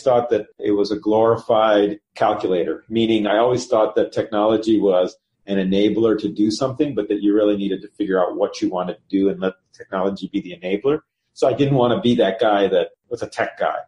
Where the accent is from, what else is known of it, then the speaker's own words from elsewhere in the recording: Chicago, Illinois, United States; also born or lived in Cincinnati; I was born in Cincinnati. I have one sibling, one sister. Grew up here in the in the Chicago market